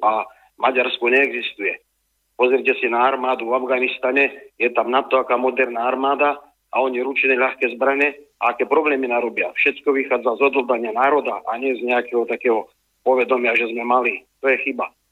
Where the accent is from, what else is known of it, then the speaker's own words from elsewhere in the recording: Slovakia; sme Slováci